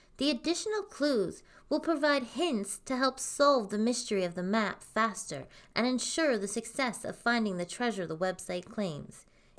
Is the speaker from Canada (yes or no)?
yes; Canada; also born or lived in Alberta; us crazy Canadians